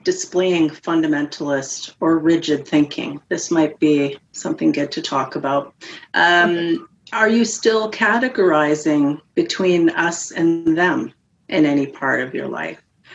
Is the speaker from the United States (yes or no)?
no; Canada; I'm Canadian